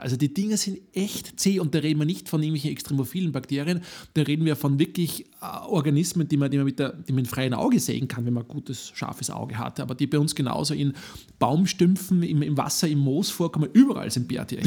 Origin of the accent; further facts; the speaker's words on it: Upper Austria, Austria; ich bin Oberösterreicher